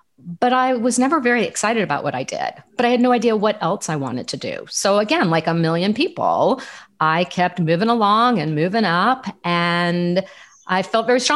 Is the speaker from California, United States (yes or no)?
yes; Southern California, United States; moved away as an adult; also born or lived in Los Angeles / Washington, D.C.; I grew up in Southern California.